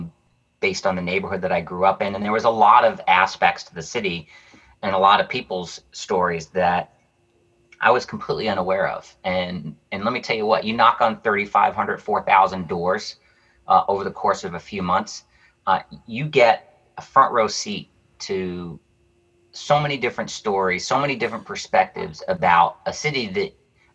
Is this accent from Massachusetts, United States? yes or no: yes; Worcester, Massachusetts, United States; also born or lived in Pennsylvania; I was born and raised in Worcester